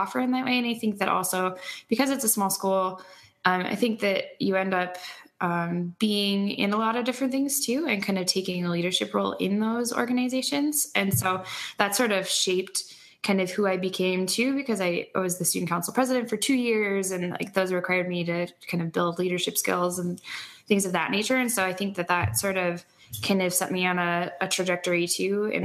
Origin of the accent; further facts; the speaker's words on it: Burlington, North Dakota, United States; also born or lived in Minot, North Dakota; I am originally from Burlington, North Dakota, which is like 7 miles outside of Minot, North Dakota